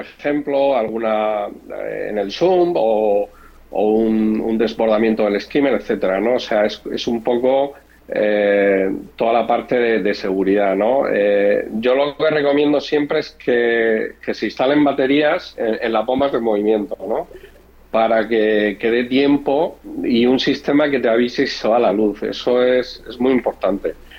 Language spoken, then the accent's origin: Spanish; Murcia, Region of Murcia, Spain; now in Madrid, Spain; Yo vivo en Madrid, pero bueno, soy, soy de Murcia, que es el, el sureste de España